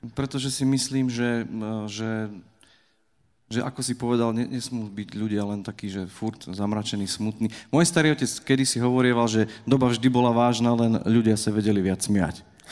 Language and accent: Slovak; Slovakia; my Slováci